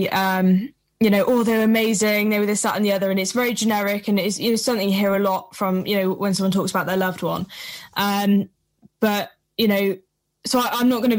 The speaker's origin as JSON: {"language": "English", "area": "Shropshire", "region": "West Midlands", "country": "United Kingdom", "said": "I'm from Shropshire in England. So it's, you know, small place, very rural"}